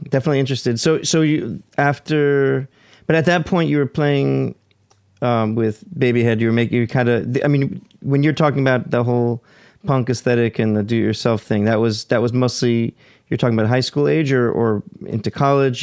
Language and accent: English; Scarsdale, New York, United States; I grew up in Scarsdale.